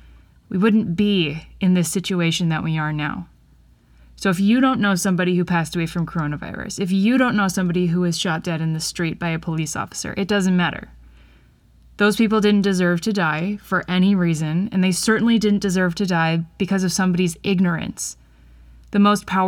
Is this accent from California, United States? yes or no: no; Wisconsin, United States; my home state of Wisconsin and you're in Dane County, where I am